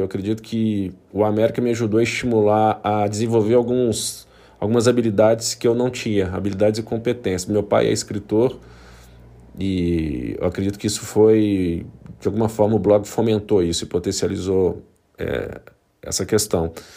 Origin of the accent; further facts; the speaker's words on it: Belo Horizonte, Minas Gerais, Brazil; eu sou natural de Belo Horizonte